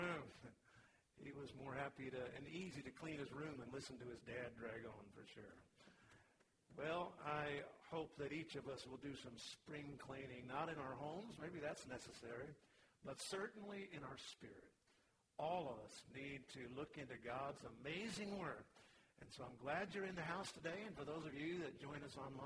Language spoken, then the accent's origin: English; Vancouver, Washington, United States; When I was born, he had just become a pastor, actually started a church in Vancouver, Washington. I literally grew up in church